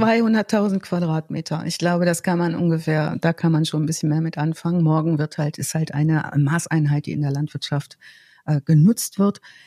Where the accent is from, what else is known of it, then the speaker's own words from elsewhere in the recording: North Rhine-Westphalia, Germany; ich komme ja aus dem Ostwestfälischen